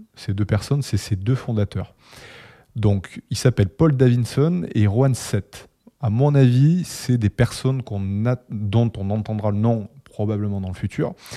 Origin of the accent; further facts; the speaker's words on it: Toulouse, Occitania, France; accent: Toulouse; moved away as an adult; now in Paris, France; J'habite à Paris depuis 3 ans, mon cœur est resté à Toulouse, je pense que ça s'entend au niveau de mon accent